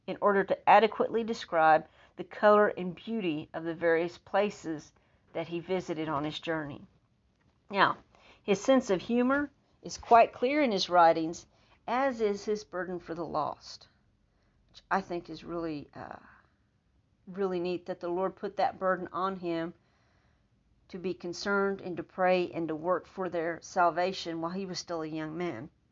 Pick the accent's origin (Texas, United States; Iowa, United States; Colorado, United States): Texas, United States; accent: Texan; like a Texan